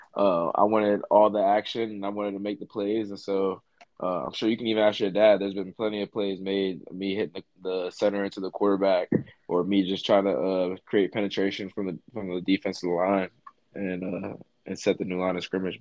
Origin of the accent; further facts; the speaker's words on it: Middletown, Pennsylvania, United States; the area that we grew up in in Middletown